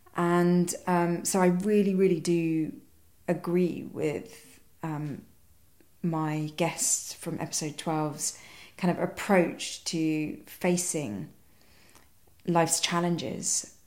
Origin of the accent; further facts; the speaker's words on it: London, United Kingdom; I was born in London. I've hardly been to Sri Lanka. I can't speak the language, um, can't read the writing. Uh, you know, I very much don't know anything about my country of origin. And then, sort of growing up in London